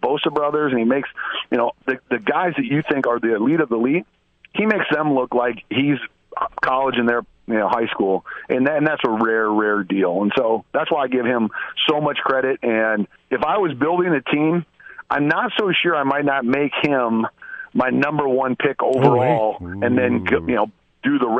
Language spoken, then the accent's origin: English; Iowa, United States; growing up in Iowa